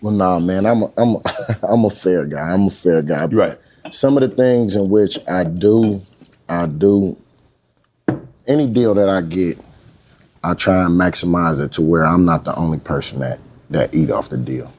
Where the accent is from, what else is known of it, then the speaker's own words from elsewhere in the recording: Oakland, California, United States; I'm from Oakland